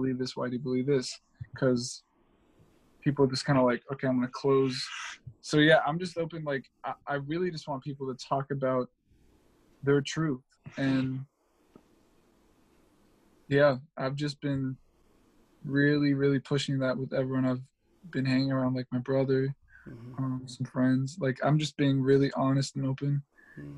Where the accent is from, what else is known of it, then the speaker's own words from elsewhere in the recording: Raleigh, North Carolina, United States; I'm from Raleigh, North Carolina. I'm North Raleigh. Although I got friends all around town, but that's just where, you know, that's where I grew up.